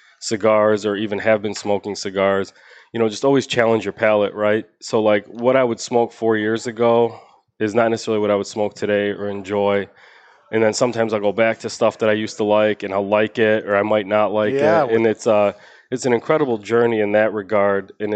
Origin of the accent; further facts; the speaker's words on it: Chicago, Illinois, United States; moved away as an adult; also born or lived in Tulsa, Oklahoma; I'm originally from Chicago